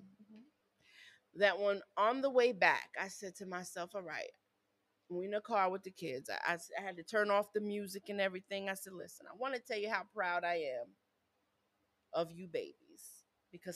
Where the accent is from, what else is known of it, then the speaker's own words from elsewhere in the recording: upstate New York, United States; I'm from New York